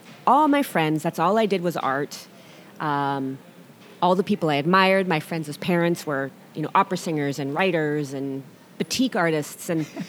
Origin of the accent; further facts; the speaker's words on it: Bainbridge Island, Washington, United States; now in Bow, United States; And I was born on Bainbridge Island.